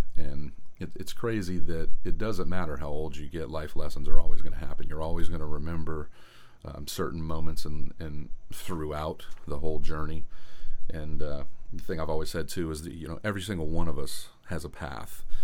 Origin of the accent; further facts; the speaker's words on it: Tampa, Florida, United States; I was born in Tampa, Florida